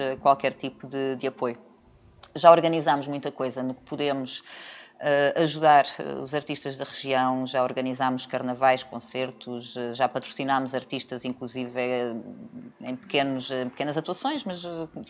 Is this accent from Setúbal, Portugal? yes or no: yes; Setúbal, Portugal; moved away as an adult; also born or lived in Lisbon; now in Algarve, Portugal; sou de Setúbal.